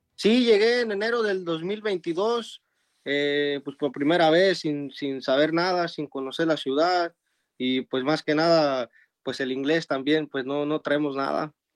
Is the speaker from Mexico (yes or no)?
yes; Tarimoro, Guanajuato, Mexico; moved away as an adult; now in Dallas, United States; nosotros pues somos originarios de Guanajuato, que pues allá no tenemos mar, pero hacemos mariscos buenos. Este, y es un pueblito que se llama Tarimoro